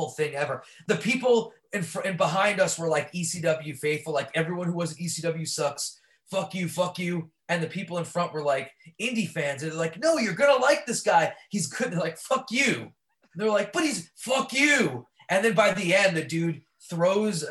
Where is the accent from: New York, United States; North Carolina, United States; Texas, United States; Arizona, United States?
New York, United States; New York City; I grew up born and raised in Brooklyn